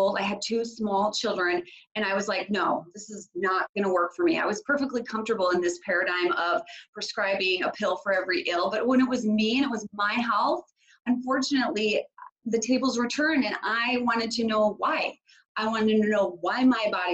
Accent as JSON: {"language": "English", "town": "Minneapolis–Saint Paul", "region": "Minnesota", "country": "United States", "tie": "born or raised there", "said": "So I am from the Twin Cities in Minnesota, and I was born and raised here."}